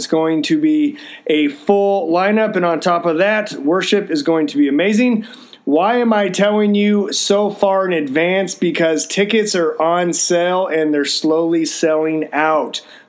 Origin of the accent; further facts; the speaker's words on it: Texas, United States; I'm from Texas, so we say guys, it refers to everybody.